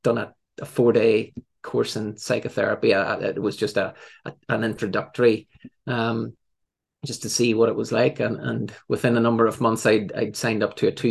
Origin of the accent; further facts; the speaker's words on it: Northern Ireland, United Kingdom; also born or lived in England; I came home to Northern Ireland. That's my accent probably gives that away.